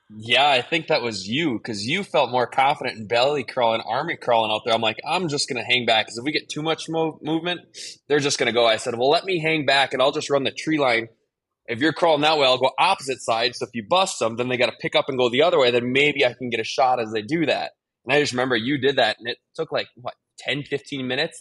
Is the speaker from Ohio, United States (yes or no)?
no; Green Bay, Wisconsin, United States; growing up in Green Bay